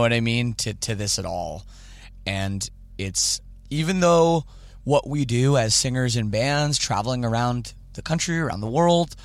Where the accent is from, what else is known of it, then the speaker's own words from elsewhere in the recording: Canada; I'm Canadian